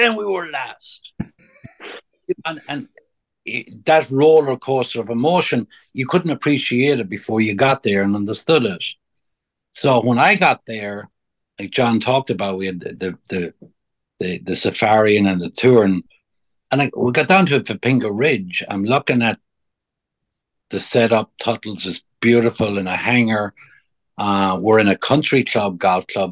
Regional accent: Ireland; now in United States; when I was a young fella growing up in Ireland before I came to America

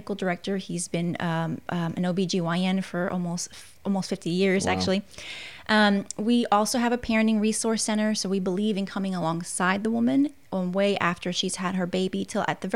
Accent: New York, United States; moved away as an adult; now in Southern United States; I'm actually a New Yorker, born and raised

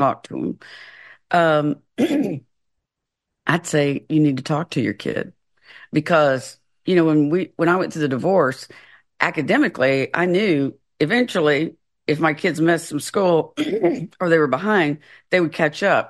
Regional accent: the South, United States; moved away as an adult; also born or lived in Florida / Washington State; I'm from the South

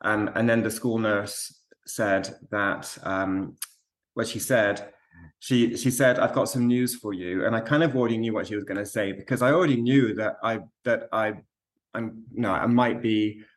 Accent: Alamogordo, New Mexico, United States; I was raised in the States, in New Mexico, so I've got very fond memories of the school library in Alamogordo, which is where I lived

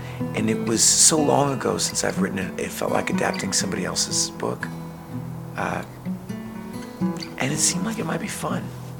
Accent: New York, United States; I'm a New Yorker.

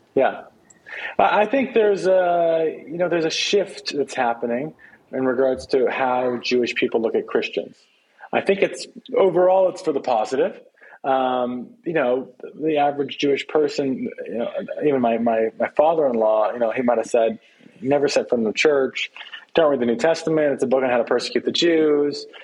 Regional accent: Canada; I'm from Canada

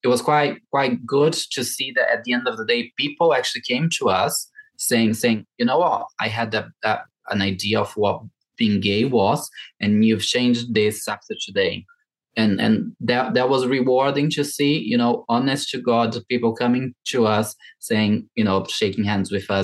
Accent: Brazil; English is a second language; moved away as an adult; also born or lived in Ireland / London; now in United Kingdom

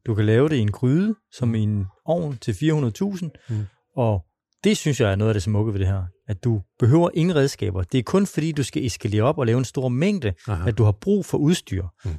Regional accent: Svendborg, Southern Denmark, Denmark; moved away; oprindeligt er jeg fra Svendborg

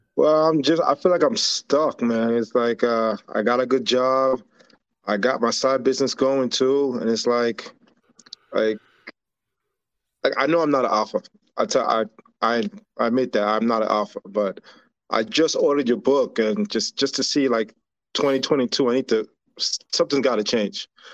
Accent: New York, United States; moved away as an adult; now in McDonough, Georgia, United States; I'm, I'm originally from New York.

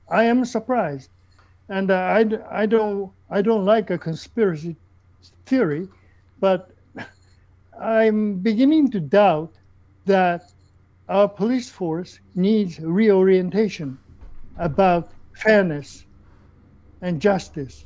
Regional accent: Japan; moved away as an adult; also born or lived in South Africa; now in Canada; I come from Japan

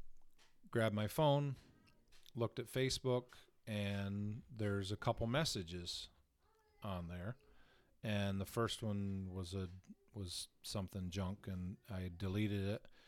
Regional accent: Southern Tier, Steuben County, New York, United States; the area that I grew up in was Southern Tier, uh, Steuben County

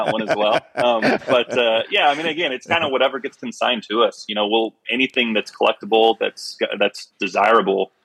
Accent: Phoenix, Arizona, United States; we grew up here in Phoenix going to church with the family

